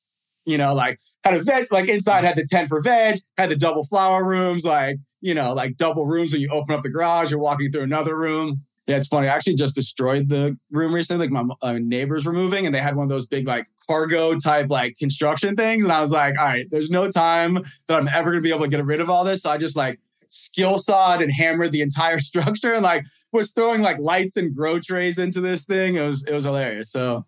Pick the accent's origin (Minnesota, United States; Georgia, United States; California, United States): California, United States; Los Angeles; also born or lived in New York City, New York, United States / Miami, Florida, United States; I was then moved to Los Angeles around like 6 years old and raised there. So I'm very much a New York City person, kid at heart. Like, that will never change. But like, I'm a West Coast kid.